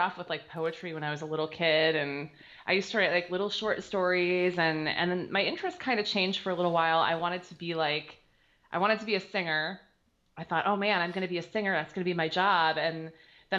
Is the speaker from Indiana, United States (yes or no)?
no; Detroit, Michigan, United States; now in Wyandotte, United States; I was born and raised in Detroit.